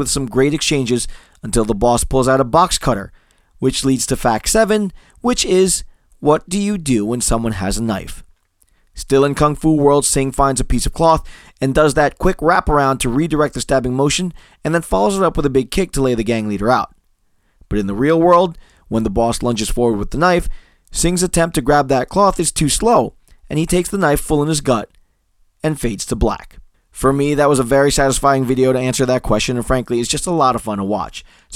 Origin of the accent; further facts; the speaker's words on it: Newark, New Jersey, United States; I was growing up in Newark, New Jersey